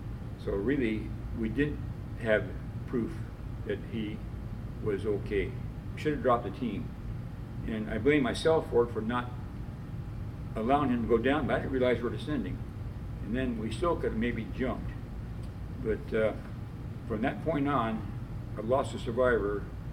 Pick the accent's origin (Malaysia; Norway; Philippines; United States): Philippines; I never had a uni suit on because I come from the Philippines